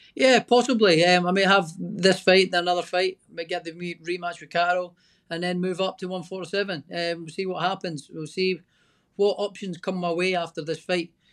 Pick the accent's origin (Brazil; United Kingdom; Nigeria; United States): United Kingdom; Scotland; I'm Scottish.